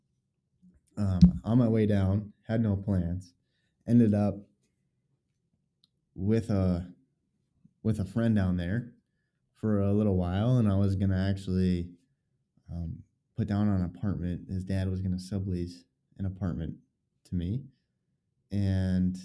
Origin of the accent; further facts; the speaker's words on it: northern Minnesota, United States; moved away; also born or lived in Wisconsin / Moorhead, Minnesota / Florida; I grew up originally in Minnesota, northern Minnesota